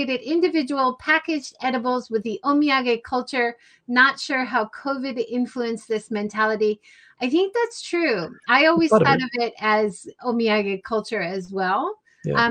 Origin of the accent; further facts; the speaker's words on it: Hawaii, United States; I grew up in Hawaii.